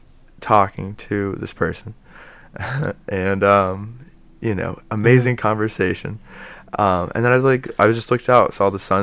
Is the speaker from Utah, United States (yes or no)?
no; Dayton, Ohio, United States; I was born in Dayton, Ohio